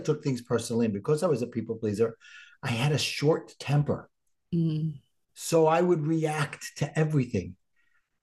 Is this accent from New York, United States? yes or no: yes; New York City, New York, United States; accent: Brooklyn; my Brooklyn accent